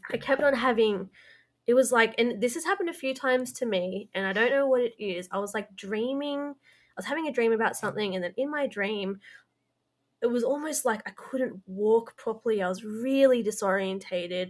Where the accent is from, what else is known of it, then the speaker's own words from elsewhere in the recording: Blue Mountains, New South Wales, Australia; we're both originally from the Blue Mountains